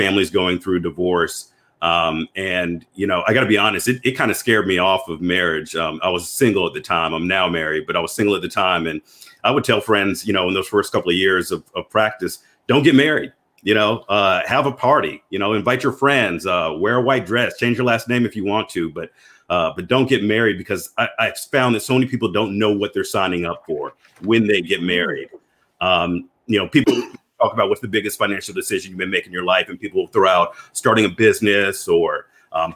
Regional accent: Memphis, Tennessee, United States; moved away as an adult; also born or lived in Atlanta, Georgia; now in Georgia, United States; I'm originally from Memphis, Tennessee.

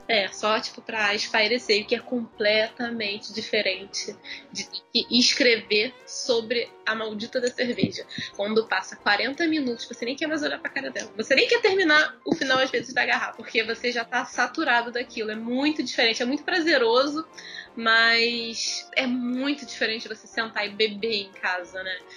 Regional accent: Rio de Janeiro, Brazil; eu não saí de Jacarepaguá

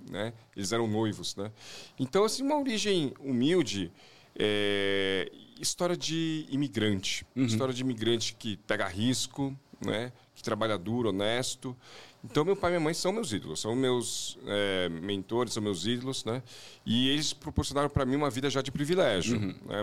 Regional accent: São Paulo, Brazil; um pouquinho da minha infância aqui em São Paulo

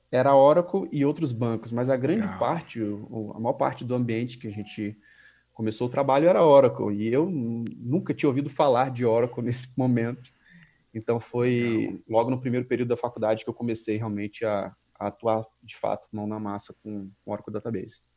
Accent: Vila Velha, Espírito Santo, Brazil; also born or lived in Guarapari; eu sou natural de Guarapari, no Espírito Santo, de uma cidade praiana, então é, basicamente muito novo eu me mudei para Grande Vitória, né, Vila Velha, e morei lá a maior parte do tempo.

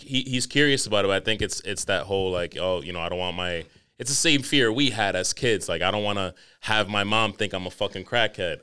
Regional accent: New York, United States; Growing up in New York

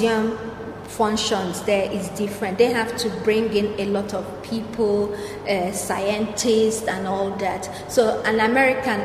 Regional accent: Nigeria; I'm a Nigerian, I'm an African woman.

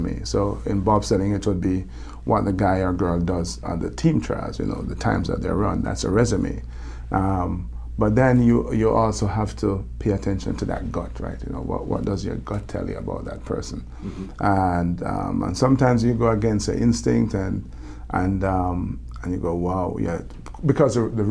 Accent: Jamaica; accent: Jamaican; moved away; I love my Jamaican accent

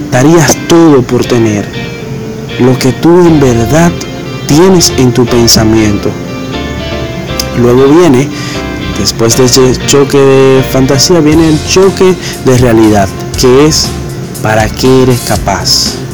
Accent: Dominican Republic; tengo 24 años y vengo de República Dominicana.

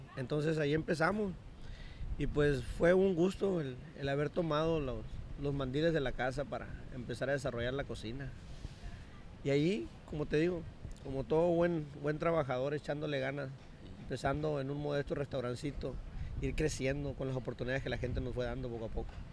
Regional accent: Todos Santos, Baja California Sur, Mexico; Yo soy un todo santeño aferrado

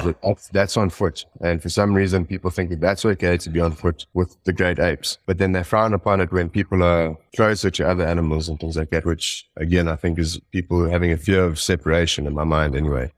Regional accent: Johannesburg, Gauteng, South Africa; I was born in Johannesburg in South Africa, um, and I grew up and went to school, um, sort of like in suburbs near Johannesburg

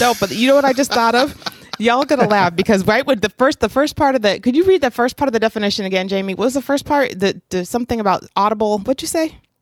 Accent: Oregon, United States; I was growing up in Oregon

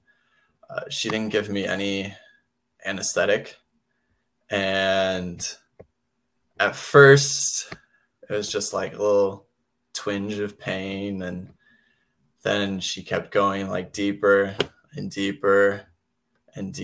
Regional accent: California, United States; now in Utah, United States; I grew up in California

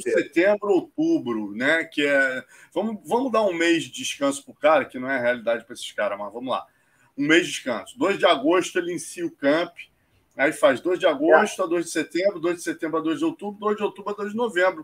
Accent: Brazil; como brasileiro

